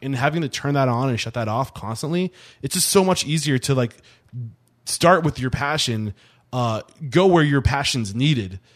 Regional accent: Northeast, United States; I'm from the Northeast

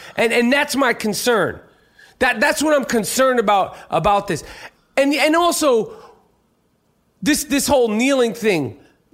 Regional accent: New York, United States; as a New Yorker

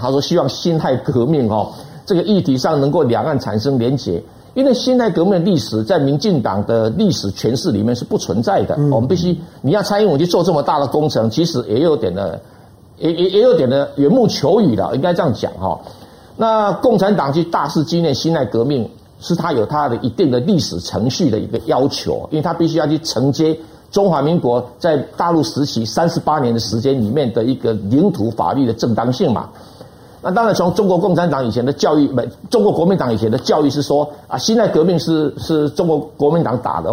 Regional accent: Taiwan; 我们台湾人

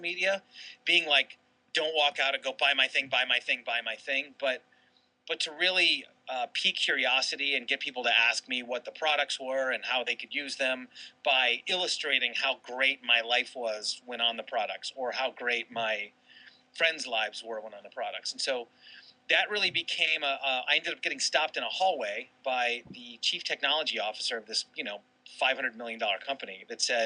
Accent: Toledo, Ohio, United States; also born or lived in Boulder, Colorado; now in San Diego, United States; I was born in Toledo

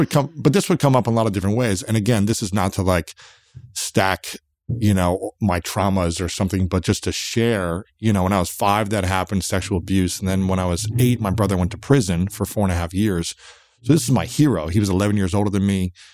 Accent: United States; I'm an American guy

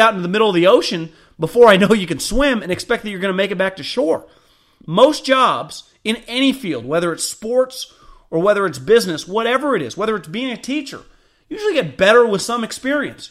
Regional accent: Davis, California, United States; I grew up in Davis

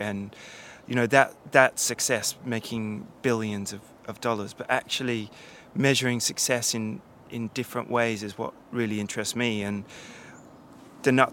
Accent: Canberra, Australian Capital Territory, Australia; moved away as an adult; now in London, United Kingdom; growing up in Australia, especially where I'm from, the bush capital, you know, Canberra

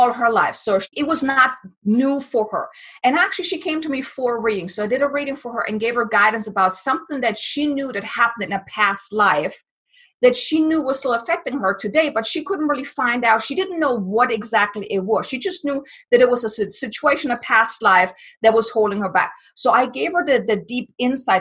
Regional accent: Germany; I'm from Germany

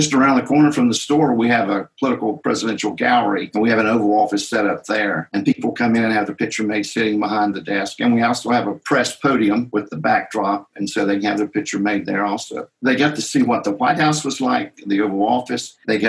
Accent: Appalachia, United States; I grew up here in Appalachian, and it's very poor in these mountains.

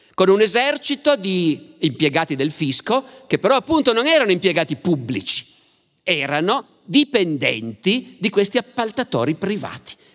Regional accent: Turin, Piedmont, Italy; siamo torinesi

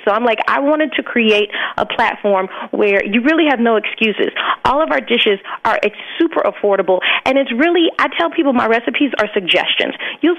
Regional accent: Alabama, United States; I grew up born and raised in Alabama, and my family is from like the islands of Jamaica and Trinidad.

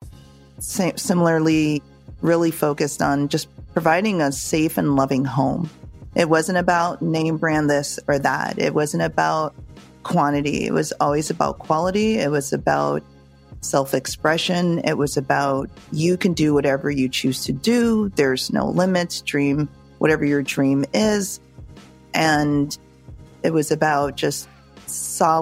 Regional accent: Jamaica; as a Jamaican who knows how to cook

